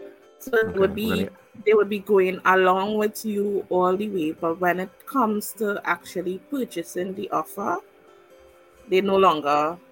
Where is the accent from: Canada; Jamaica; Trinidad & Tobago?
Trinidad & Tobago; I'm from the Caribbean of Trinidad and Tobago.